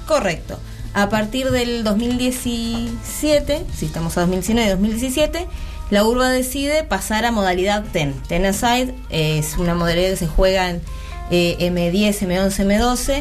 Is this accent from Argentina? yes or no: yes; Argentina; Nosotras acá en Argentina